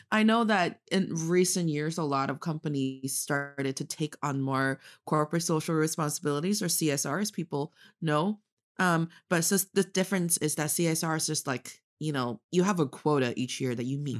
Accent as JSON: {"language": "English", "region": "Northeast China", "country": "China", "moved": "yes", "lives_now": "Beijing, China", "said": "I am from the northeast part of China, proudly representing Dongbae"}